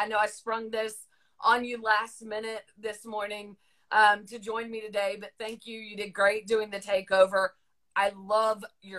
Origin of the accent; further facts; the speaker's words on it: the South, United States; I'm from the South.